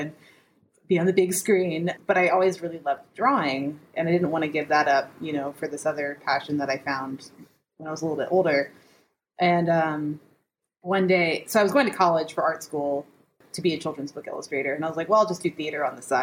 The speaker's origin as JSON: {"language": "English", "town": "Memphis", "region": "Tennessee", "country": "United States", "tie": "born or raised there", "said": "I am from Memphis, Tennessee, born and raised."}